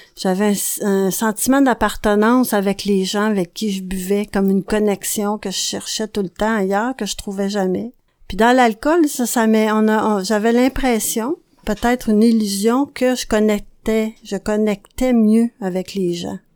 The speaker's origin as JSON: {"language": "French", "area": "a small village in the Laurentides", "region": "Quebec", "country": "Canada", "tie": "born or raised there", "also_born_or_lived": "Montreal", "said": "je suis née à Montréal et j'ai grandi dans un petit village des Laurentides avec ma grand-mère"}